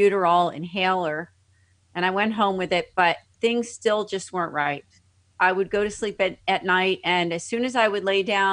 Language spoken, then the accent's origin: English; Philadelphia, Pennsylvania, United States; I'm from the Philadelphia area